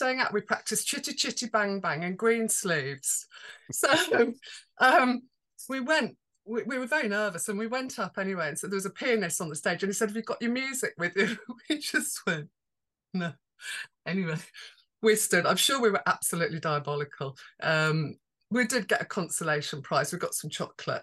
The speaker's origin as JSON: {"language": "English", "town": "Birmingham", "region": "West Midlands", "country": "United Kingdom", "tie": "born or raised there", "also_born_or_lived": "Holborn", "moved": "yes", "said": "I grew up in Handsworth Wood in Birmingham before we moved to Holborn."}